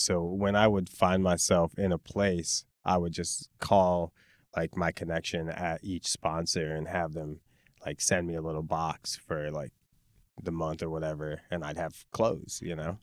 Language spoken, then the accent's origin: English; Chicago, Illinois, United States; moved away as an adult; now in Los Angeles, United States; I was born and raised in Pilsen